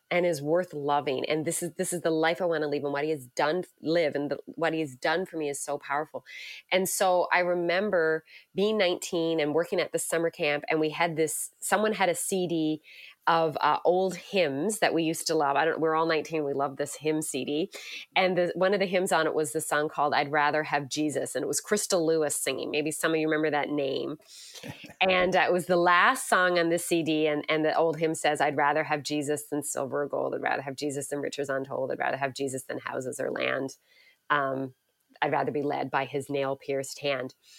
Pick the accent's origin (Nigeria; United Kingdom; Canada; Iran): Canada; Newfoundland and Labrador; moved away as an adult; now in Hamilton, Canada; I grew up in Newfoundland, which many people, uh, find interesting, so if you, uh, hear a little hint of a, an accent there, it might sneak out